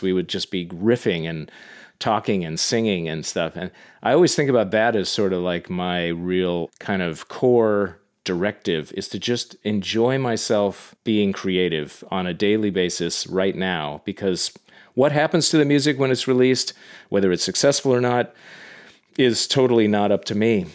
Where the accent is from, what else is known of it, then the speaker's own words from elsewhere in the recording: Yarrow Point, Washington, United States; moved away as an adult; also born or lived in Boston / New York; technically I didn't grow up in Bellevue, I grew up on Yarrow Point